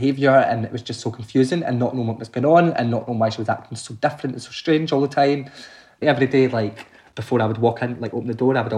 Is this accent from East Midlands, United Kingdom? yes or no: no; Glasgow, Scotland, United Kingdom; I grew up in Glasgow in a kind of housing estate